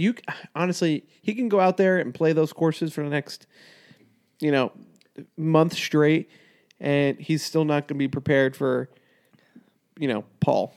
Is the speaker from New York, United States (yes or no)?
yes; New York, United States; I'm from New York